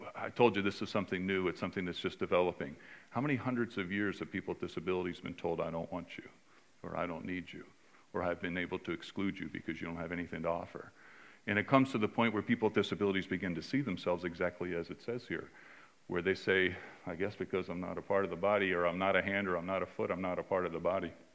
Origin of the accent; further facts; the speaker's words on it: California, United States; I'm from California